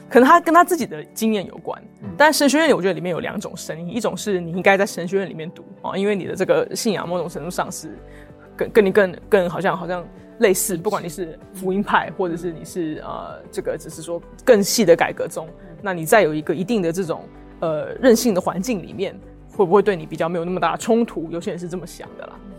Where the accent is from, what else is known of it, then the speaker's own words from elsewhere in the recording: Taipei, Taiwan; moved away as an adult; also born or lived in Oxford, United Kingdom; 我从小就在台北长大这样子，然后住过台北很多不同的地方，但基本上在台北这个地方，呃，成长。然后我，呃，在一个很小的教会叫做台北行道会